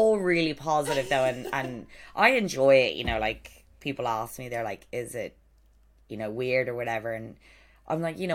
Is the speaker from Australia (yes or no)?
no; Ireland; I'm Irish.